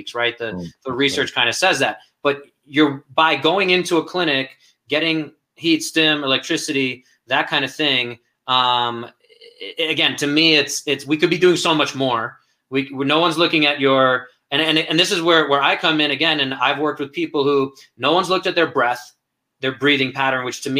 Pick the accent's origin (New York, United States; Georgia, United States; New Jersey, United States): New York, United States; New York City; moved away; I come from Brooklyn and down in Brighton Beach area